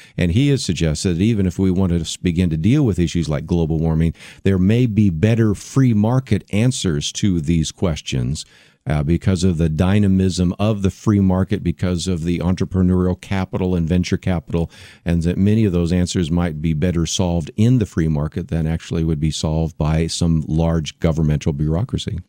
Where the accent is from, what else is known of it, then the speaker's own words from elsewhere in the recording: San Francisco Bay Area, California, United States; also born or lived in Berkeley, California; I was born in Berkeley. I grew up in the San Francisco Bay Area